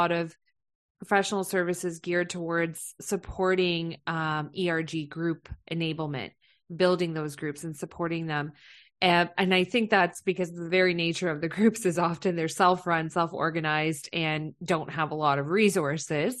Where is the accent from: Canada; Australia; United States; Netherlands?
Canada; London, Ontario; moved away; I'm from London, Ontario